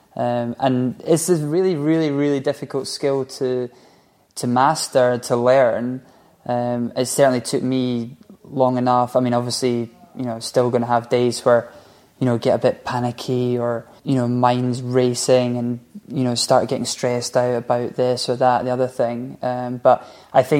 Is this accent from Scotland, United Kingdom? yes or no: yes; Scotland, United Kingdom; we're from Scotland